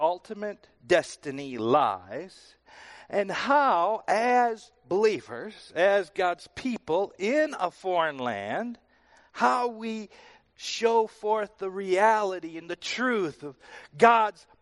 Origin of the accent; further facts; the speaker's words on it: Wisconsin, United States; moved away as an adult; also born or lived in Texas; I moved from Wisconsin to Texas